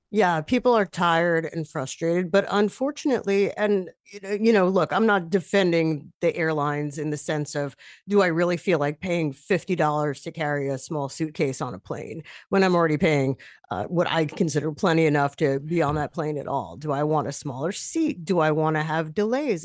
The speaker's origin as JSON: {"language": "English", "region": "New York", "country": "United States", "said": "as a New Yorker"}